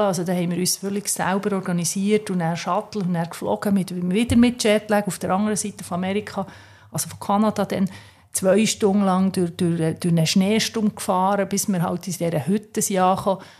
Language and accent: German; Switzerland; als Schweizer Mädchen